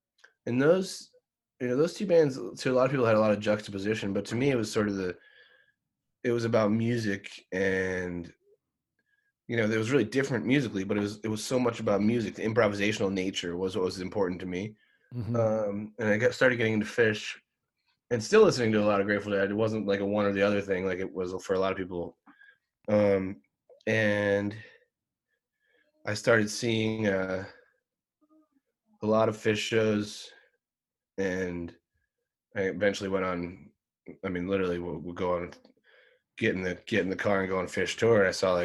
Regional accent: outside of Philadelphia, Pennsylvania, United States; I grew up outside of Philadelphia

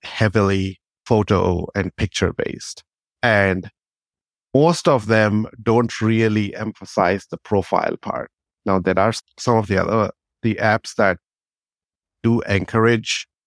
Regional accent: India; moved away as an adult; also born or lived in United Kingdom; now in Berkeley, United States; I'm actually originally from India. I was born in India. I grew up there for 28 years.

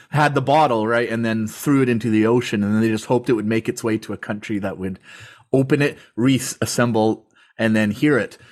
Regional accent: Canada; I'm from Canada

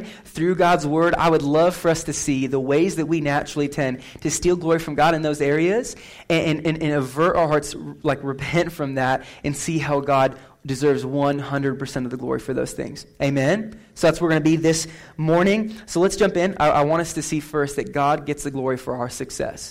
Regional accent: McCook, Nebraska, United States; moved away; I just went back to my hometown, McCook, last week. McCook, Nebraska, best town in Nebraska.

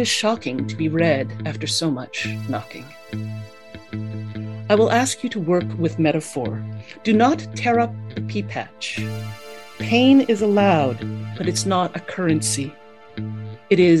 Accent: Winnipeg, Manitoba, Canada; moved away as an adult; now in Waterloo, Canada; I'm originally from Winnipeg, Manitoba

